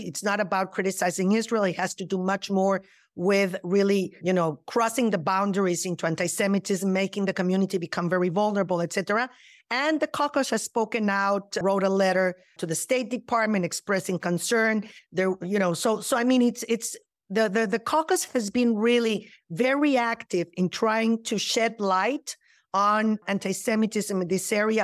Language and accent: English; Mexico City, Mexico; now in United States; I was born and raised in Mexico City